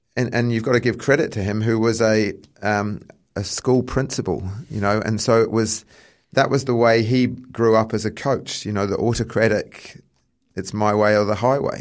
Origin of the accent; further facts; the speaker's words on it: England, United Kingdom; now in New Zealand; I come from England, so I'm more of a football background